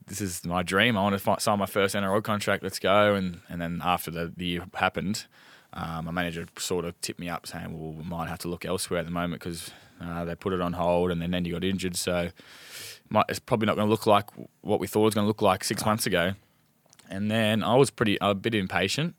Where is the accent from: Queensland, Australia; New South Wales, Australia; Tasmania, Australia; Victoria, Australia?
New South Wales, Australia; Gosford; moved away; also born or lived in Melbourne; born in Gosford